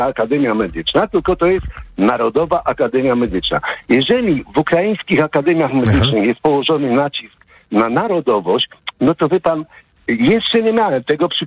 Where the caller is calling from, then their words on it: Łódź, Łódź Voivodeship, Poland; E, ja z Łodzi dzwonię, chciałem powiedzieć.